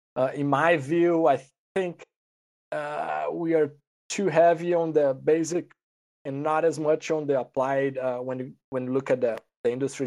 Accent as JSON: {"language": "English", "country": "Brazil", "moved": "as an adult", "said": "I'm originally from Brazil. I went to the vet school there"}